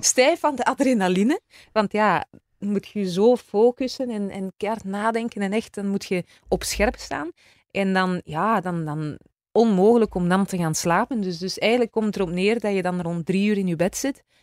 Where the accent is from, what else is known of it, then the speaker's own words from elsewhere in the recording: Izegem, Flanders, Belgium; accent: West Flemish; also born or lived in countryside between Mechelen and Leuven; now in between Mechelen and Leuven, Belgium; Ik ben West-Vlaamse eigenlijk. Hè. Ik ben van Izegem.